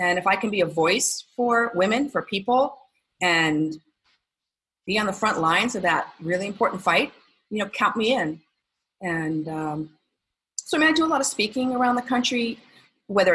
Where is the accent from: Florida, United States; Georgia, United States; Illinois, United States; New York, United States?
New York, United States; moved away; I grew up in New York